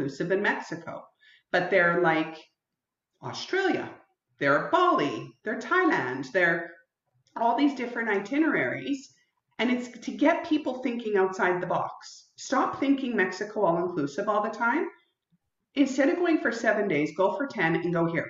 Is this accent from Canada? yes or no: yes; Canada; being Canadian